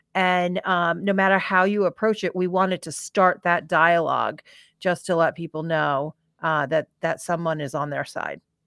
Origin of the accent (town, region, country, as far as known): Farmingdale, New York, United States; born or raised there; also born or lived in California